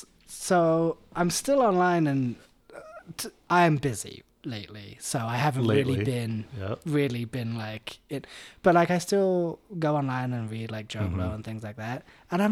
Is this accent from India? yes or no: no; England, United Kingdom; Because I'm English.